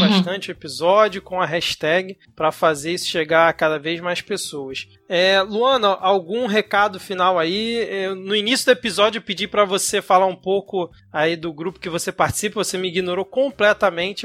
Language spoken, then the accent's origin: Portuguese; Rio de Janeiro, Brazil; nós somos aqui do Rio de Janeiro